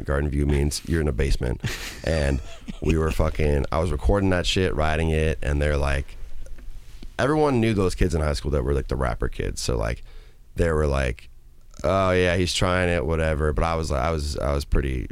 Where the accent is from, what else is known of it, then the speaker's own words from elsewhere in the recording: Minnesota, United States; moved away as an adult; also born or lived in Madison, Wisconsin; I grew up in a nice part of Minnesota